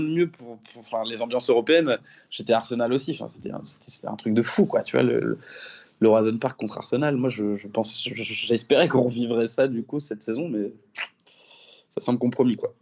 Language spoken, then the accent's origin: French; Rennes, Brittany, France; je, suis, né à l'hôpital Sud à Rennes. J'y ai vécu quasiment toute ma vie, à l'exception euh, de mes années d'études